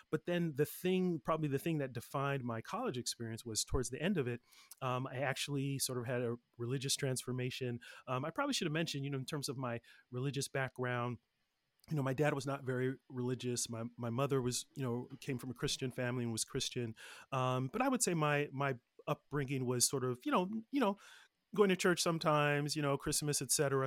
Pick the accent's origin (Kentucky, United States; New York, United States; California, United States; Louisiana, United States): California, United States; Los Angeles; also born or lived in Oakland / Nigeria; I grew up in the Los Angeles area with a few different phases